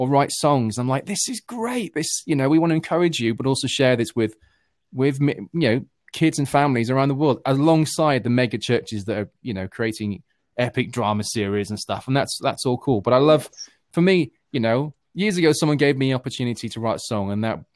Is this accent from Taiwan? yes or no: no; United Kingdom; I'm this Brit